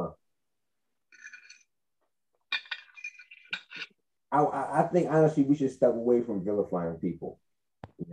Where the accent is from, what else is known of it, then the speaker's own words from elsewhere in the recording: United States; I'm an American